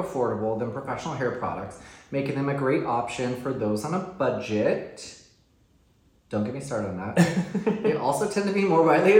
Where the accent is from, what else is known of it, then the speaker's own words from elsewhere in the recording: Southern California, United States; I grew up in Southern California.